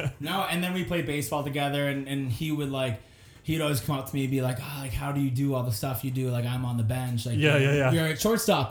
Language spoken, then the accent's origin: English; Salem, New Hampshire, United States; My hometown of Salem, New Hampshire.